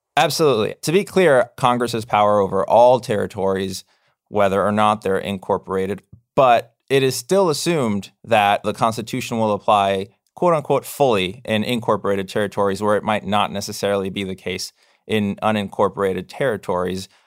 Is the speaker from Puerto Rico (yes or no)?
yes; Puerto Rico; moved away; I'm a U S citizen. I was born in Puerto Rico.